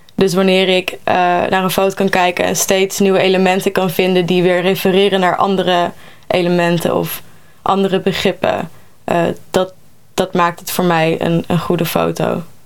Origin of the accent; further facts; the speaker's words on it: North Brabant, Netherlands; moved away; Ik kom zelf uit Brabant